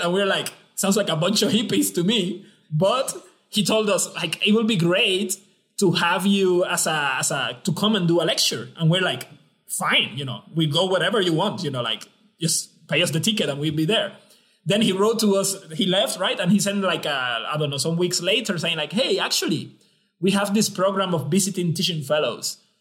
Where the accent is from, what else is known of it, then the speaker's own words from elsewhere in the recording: San Juan, Puerto Rico; moved away as an adult; also born or lived in Belgium / China; I'm from uh, Rio Piedras, Puerto Rico. I was born in Puerto Rico and I studied my undergrad and my graduate studies in Puerto Rico